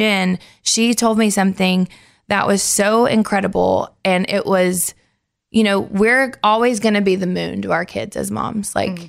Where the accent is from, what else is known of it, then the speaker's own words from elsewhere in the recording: Nashville, Tennessee, United States; because I grew up here in Nashville.